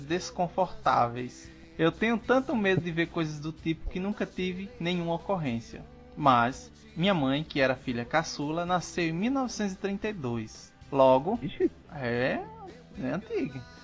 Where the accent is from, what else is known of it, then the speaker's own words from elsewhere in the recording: Northeast Region, Brazil; com o meu sotaque, é? Só porque eu sou não, nordestino